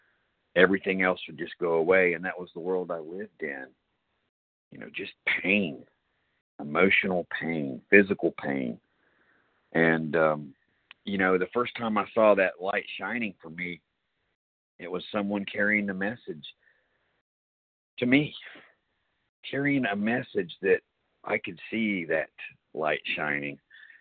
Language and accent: English; Cary, North Carolina, United States; I am a recovered compulsive overeater. Indeed, I am from Cary, North Carolina, also about a mile down the road from Ken.